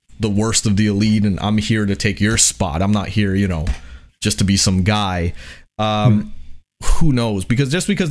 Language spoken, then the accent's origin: English; New York, United States; I'm from New York